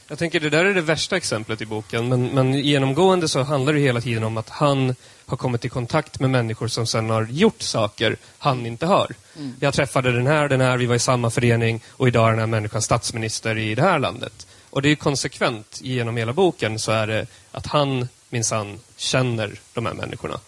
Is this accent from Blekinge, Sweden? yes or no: no; Södermanland, Sweden; jag är sörmlänning som han är